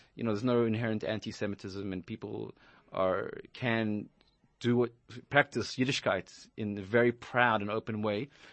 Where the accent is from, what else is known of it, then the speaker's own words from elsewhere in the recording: Johannesburg, Gauteng, South Africa; moved away as an adult; also born or lived in Israel; now in New York, United States; I grew up in Johannesburg, South Africa